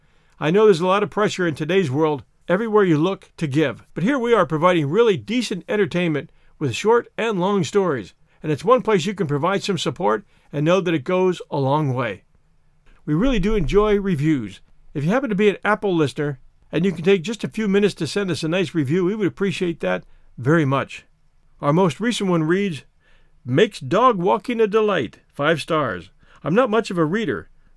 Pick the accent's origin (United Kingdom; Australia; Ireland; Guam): United Kingdom; England; I'm an Englishman, so it may well be a case of tomato-tomato.